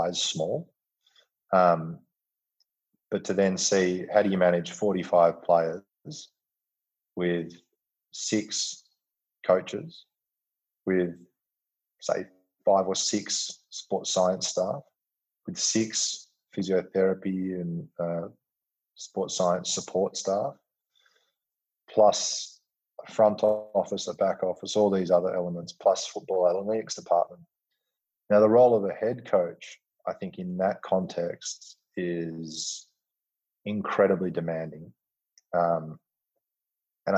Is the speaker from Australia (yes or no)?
yes; Western Australia, Australia; coming from Western Australia and growing up with football as a important part of our cultural fabric